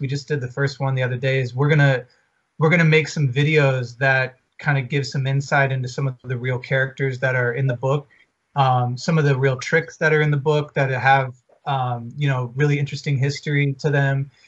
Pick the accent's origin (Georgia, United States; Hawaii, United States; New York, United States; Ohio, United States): Georgia, United States; Atlanta; now in Los Angeles, United States; we're from Atlanta. We live